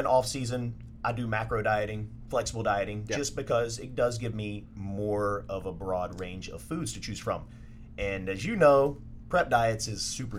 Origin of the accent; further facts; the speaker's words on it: Mobile, Alabama, United States; moved away as an adult; now in Dallas, United States; So I'm originally from Mobile, Alabama.